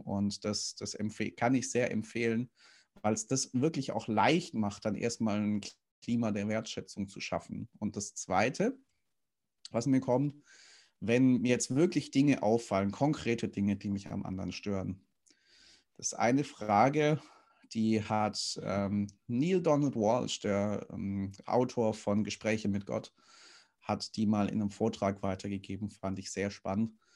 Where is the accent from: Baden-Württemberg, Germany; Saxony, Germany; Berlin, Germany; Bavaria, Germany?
Baden-Württemberg, Germany; Stuttgart; moved away; ich komme ja gebürtig aus dem Schwabenland, bin in Stuttgart geboren